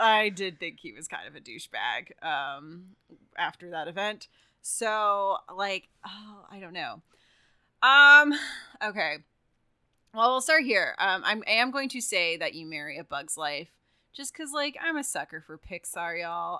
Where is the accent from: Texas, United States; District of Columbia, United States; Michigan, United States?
Texas, United States; now in California, United States; I'm from Texas